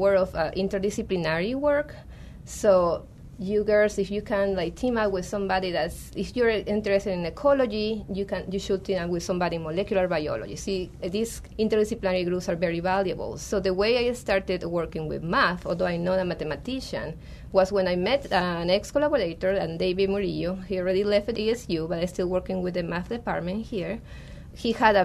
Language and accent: English; Peru; now in Arizona, United States; So I'm from Peru, and when I was working there at the NIH